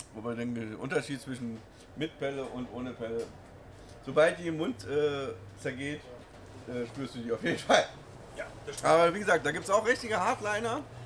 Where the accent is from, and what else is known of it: Berlin, Germany